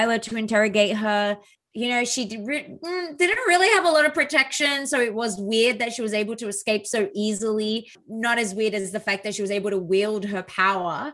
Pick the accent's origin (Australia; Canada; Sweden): Australia; The problem with being an Aussie is I don't say the T